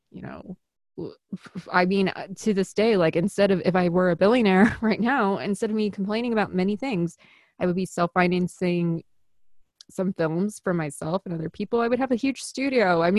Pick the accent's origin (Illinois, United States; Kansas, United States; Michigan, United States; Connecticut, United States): Illinois, United States; Chicago; accent: Chicago; I'm from Chicago